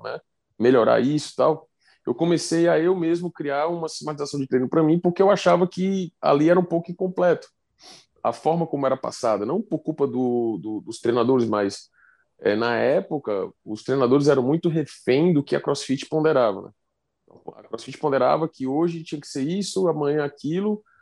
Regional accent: Fortaleza, Ceará, Brazil; sou de Fortaleza

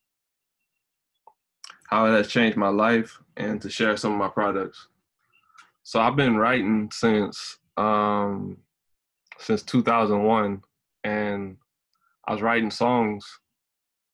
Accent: Louisiana, United States; I'm 29 from Louisiana

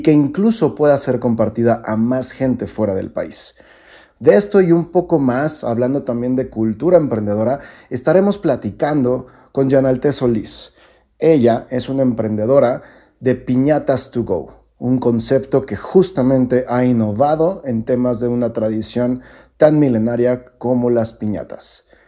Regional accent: Mexico; Las tradiciones es algo que nos marca como mexicanos

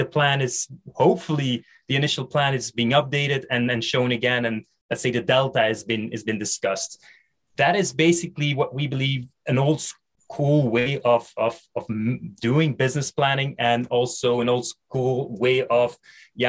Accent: Belgium; English is a second language; Bilingual, I speak French and Dutch. I come from Belgium

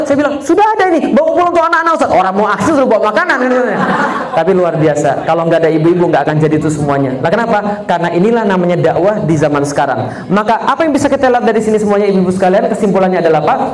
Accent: Palembang, South Sumatra, Indonesia; born there; now in Jakarta, Indonesia; Saya lahir di Palembang, sekarang tinggal di Jakarta, istri saya satu, anaknya empat

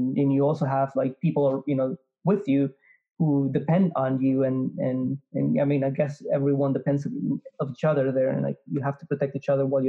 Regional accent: New York, United States; As a New Yorker

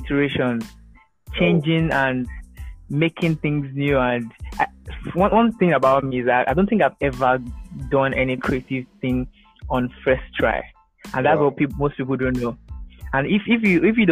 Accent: Delta, Nigeria; I'm from Delta State, Nigeria

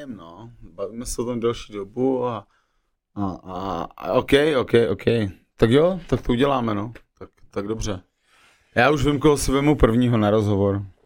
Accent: Moravia, Czechia; já jsem z Moravy, že originál

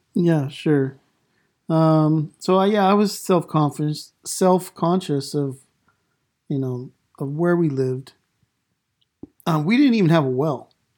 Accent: Idaho, United States; also born or lived in Island Park, Idaho / Taylor, Idaho / Shelley, Idaho; I grew up in Idaho

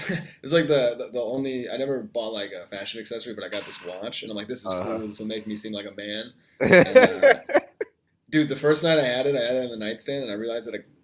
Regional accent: Chicago, Illinois, United States; I just moved to the north side. I've lived on the south side my whole life, you know?

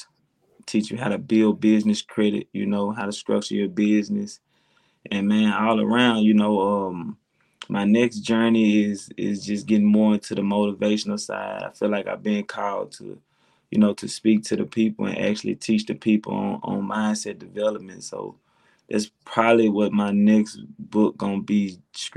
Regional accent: Tennessee, United States; I'm from Tennessee

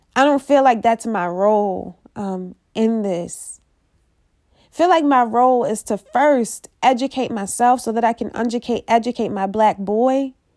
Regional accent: Baltimore, Maryland, United States; I am from Baltimore City, and I've grown up and I've seen those children

